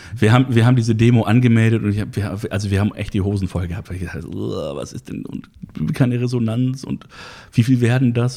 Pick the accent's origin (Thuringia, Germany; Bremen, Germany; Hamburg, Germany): Hamburg, Germany; bin gebürtiger Harburger, also aus dem Hamburger Süden